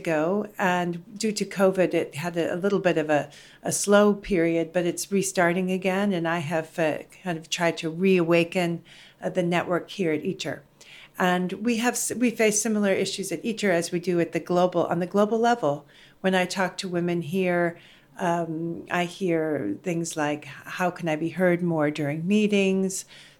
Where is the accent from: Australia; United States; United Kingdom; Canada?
United States; also born or lived in Netherlands; I'm American and Dutch.